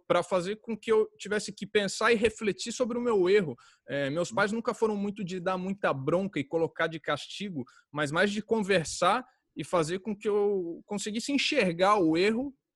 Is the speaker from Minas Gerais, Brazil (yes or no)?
no; Jundiaí, São Paulo, Brazil; accent: caipira; also born or lived in Rio de Janeiro / Niterói; eu fui criado em Jundiaí